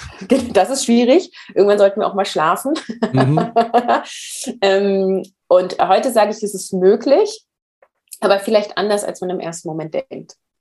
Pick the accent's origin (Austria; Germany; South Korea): Germany; Northern Germany; Ich komme aus Norddeutschland